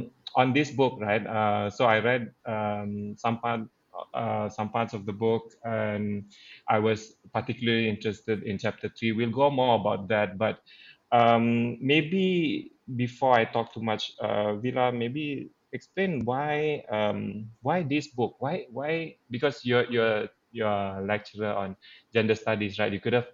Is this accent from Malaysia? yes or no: yes; Penampang, Sabah, Malaysia; I'm Sabahan from Penampang, or we call ourselves Penampangites for all you Penangites.